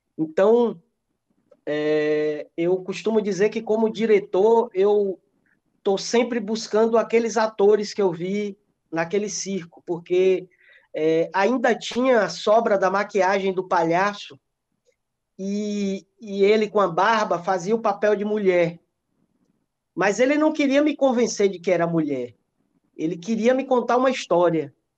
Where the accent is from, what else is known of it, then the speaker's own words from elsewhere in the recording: Ibicaraí, Bahia, Brazil; eu eu sou de Bicaraí, é uma cidade bem pequenininha aqui próximo de Ilhéus.